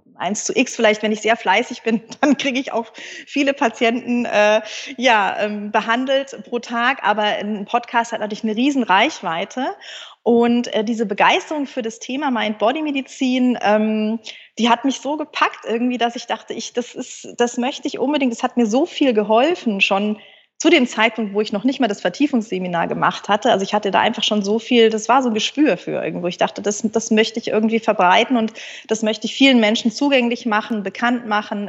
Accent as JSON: {"language": "German", "town": "Munich", "region": "Bavaria", "country": "Germany", "tie": "born or raised there", "also_born_or_lived": "Münster", "moved": "as an adult", "said": "ich bin ein Münchner Kindel und konnte, glaube ich, eher Skifahren als Laufen"}